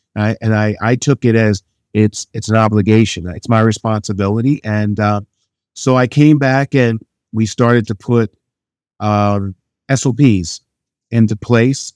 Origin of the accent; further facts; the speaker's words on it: Chagrin Falls, Ohio, United States; Chagrin Falls is where I grew up